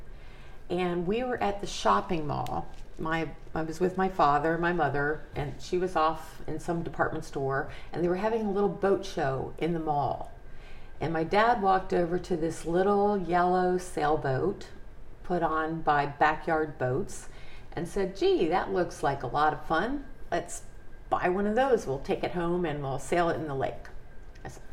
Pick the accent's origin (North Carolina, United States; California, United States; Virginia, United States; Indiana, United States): Virginia, United States; Reston; I grew up in Reston, Virginia, a suburb of Washington, D.C.